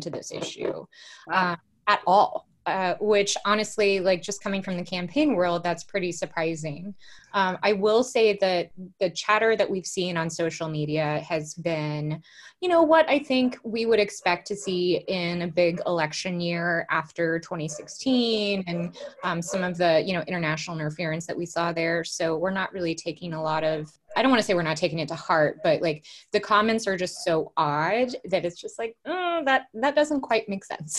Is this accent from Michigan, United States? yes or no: no; Oklahoma, United States; now in Columbus, United States; I'm from Oklahoma